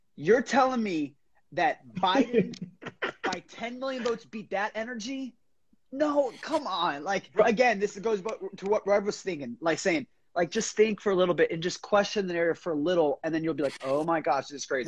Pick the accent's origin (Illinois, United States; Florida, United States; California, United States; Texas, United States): Florida, United States; I'm from Florida